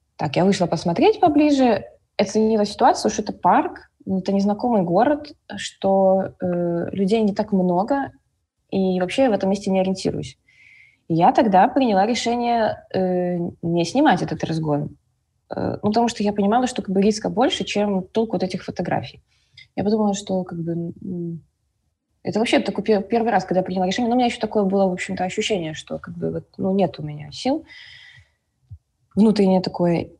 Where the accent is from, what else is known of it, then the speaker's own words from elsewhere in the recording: Minsk, Belarus; я из Минска